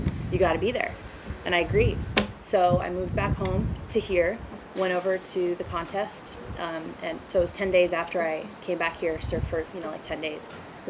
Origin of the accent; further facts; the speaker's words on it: Huntington Beach, California, United States; I was born on California Street in Huntington, so literally blocks from the beach at home. And both my parents surfed. They met out at Newport Jetties.